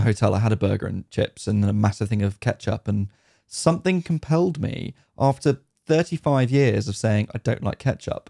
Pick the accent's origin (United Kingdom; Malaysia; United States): United Kingdom; as a Brit